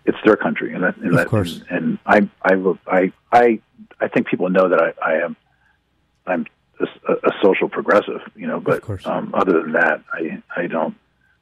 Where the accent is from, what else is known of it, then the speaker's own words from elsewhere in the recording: United States; moved away as an adult; now in England, United Kingdom; I'm an American citizen, and I have a lot of respect for this country of England, and so it's an honor to sort of just live here